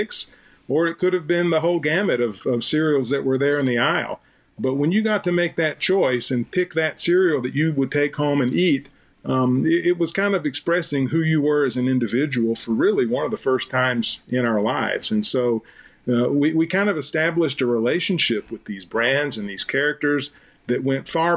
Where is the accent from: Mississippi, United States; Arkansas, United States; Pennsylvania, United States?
Mississippi, United States; Leland; moved away as an adult; now in Minneapolis, United States; I grew up in Leland